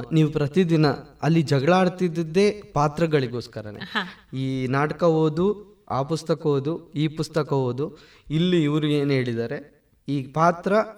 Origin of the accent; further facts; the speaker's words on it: Mangalore, Karnataka, India; accent: Mangalore; moved away as an adult; also born or lived in Bengaluru; ನಾನು ಮಂಗಳೂರು ಹುಡುಗ ನಾನು ಮಾತಾಡಿದ ತಕ್ಷಣ ಮಂಗಳೂರಿನವನು ಅಂತ ಗೊತ್ತಾಗುತ್ತೆ